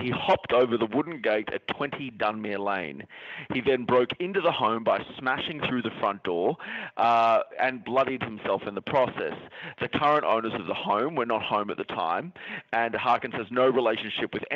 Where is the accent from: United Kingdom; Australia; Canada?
Australia; moved away; we go back to my home country of Australia